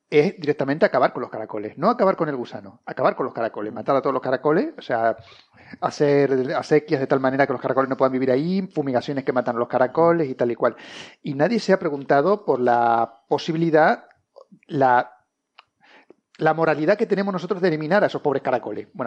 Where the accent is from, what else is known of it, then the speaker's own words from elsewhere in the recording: Canary Islands, Spain; como buen canario